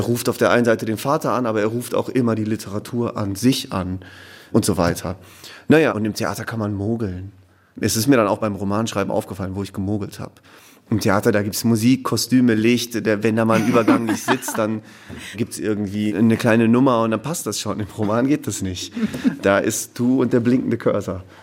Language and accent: German; Ruhr area, North Rhine-Westphalia, Germany; ich bin im Ruhrgebiet groß geworden